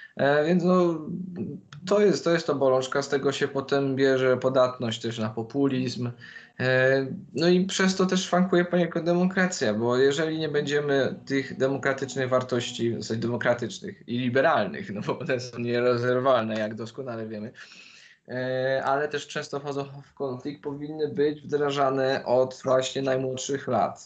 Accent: Poland; also born or lived in London

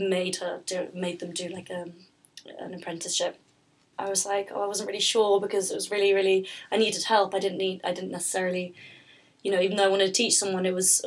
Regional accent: London, United Kingdom; I'm from London

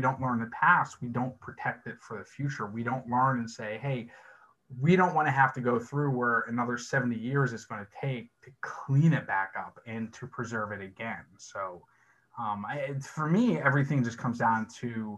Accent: Pittsburgh, Pennsylvania, United States; I grew up in Pittsburgh

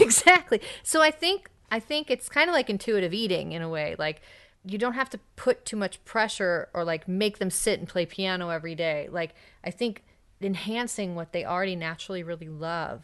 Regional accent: United States; an American

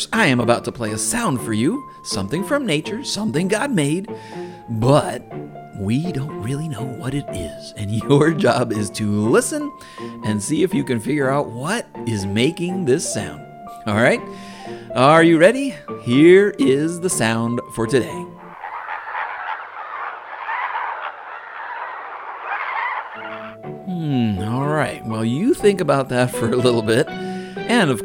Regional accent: Massachusetts, United States; Growing up in Massachusetts

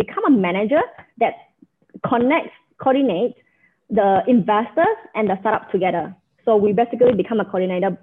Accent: Malaysia; also born or lived in Johor, Malaysia / Penang, Malaysia; now in Brunei; I grew up in Malaysia

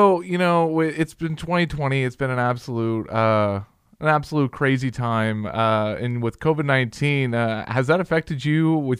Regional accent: Indiana, United States; I'm from Indiana.

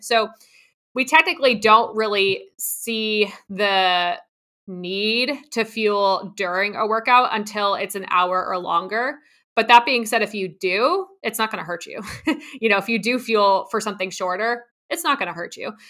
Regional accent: New Jersey, United States; I grew up in New Jersey on a horse farm

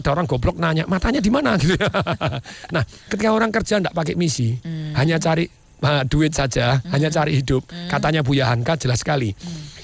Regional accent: Surakarta, Central Java, Indonesia; Karena saya asalnya Solo dan Solo itu bersih sekali zaman dipegang Pak Hartomo.

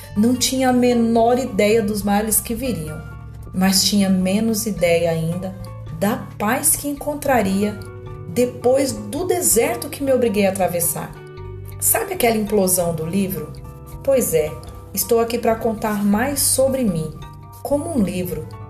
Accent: São Paulo, Brazil; tenho 49 anos, sou de São Paulo, mas atualmente moro no interior.

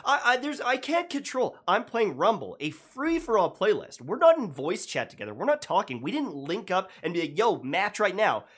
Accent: Canada; being Canadian

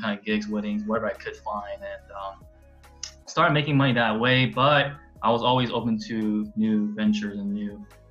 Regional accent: South Korea; now in United States; I'm from Korea. So I was born in South Korea, moved in the States in the year 2000

